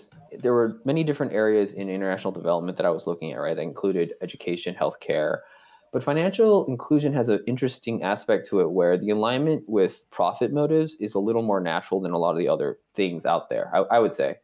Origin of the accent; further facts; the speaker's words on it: Bay Area, California, United States; I grew up in the Bay Area